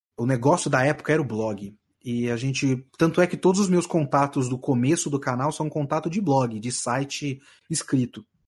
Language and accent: Portuguese; São Paulo, Brazil; ter nascido e sido, sido criado na cidade de São Paulo.